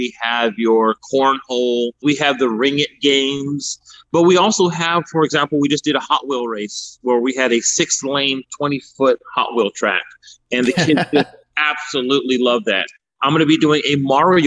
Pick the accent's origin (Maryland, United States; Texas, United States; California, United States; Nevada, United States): Texas, United States; San Antonio; also born or lived in Miami, Florida / Houston, Texas; We moved to Houston, and I moved to San Antonio when I was about maybe 9. But I've always lived on the south side.